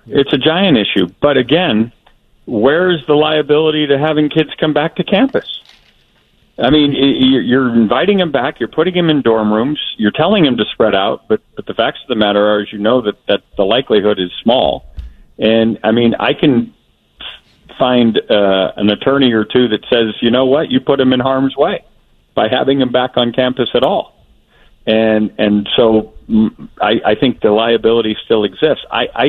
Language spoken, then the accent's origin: English; Wisconsin, United States; born there; You know, I was born in Wisconsin.